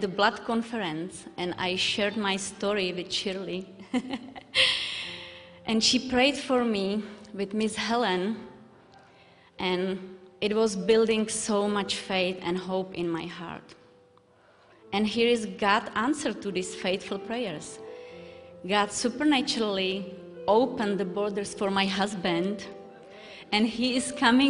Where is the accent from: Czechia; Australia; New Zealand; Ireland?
Czechia; Moravské Budějovice, Vysočina Region; English is a second language; moved away as an adult; now in Moravian Falls, United States; I'm from Czech Republic, from a small town called Moravské Budějovice.